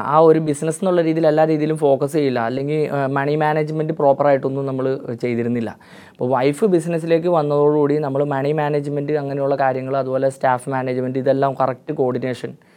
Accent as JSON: {"language": "Malayalam", "town": "Panikkankudy", "region": "Kerala", "country": "India", "tie": "born or raised there", "said": "ഇടുക്കി ജില്ലയിൽ പണിക്കൻകുടി എന്ന് പറഞ്ഞതാണ് എൻ്റെ സ്വദേശം"}